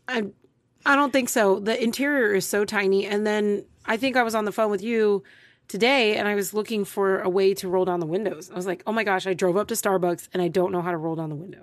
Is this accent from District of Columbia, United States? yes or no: no; Texas, United States; I'm from Texas. I live in Texas.